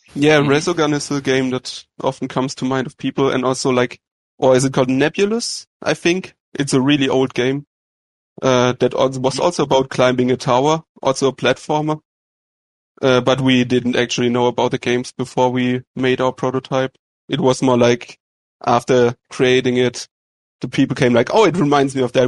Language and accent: English; Germany; from Germany